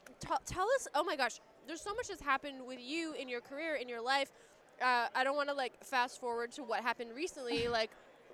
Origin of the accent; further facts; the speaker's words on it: Canada; I'm from Canada